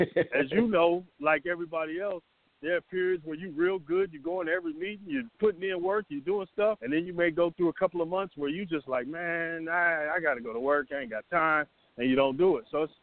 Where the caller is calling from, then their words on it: Atlanta, Georgia, United States; I'm in Atlanta.